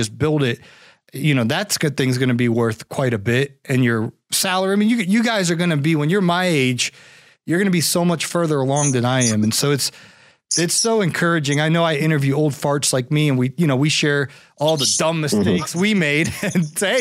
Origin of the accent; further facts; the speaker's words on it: Ohio, United States; I'm from Ohio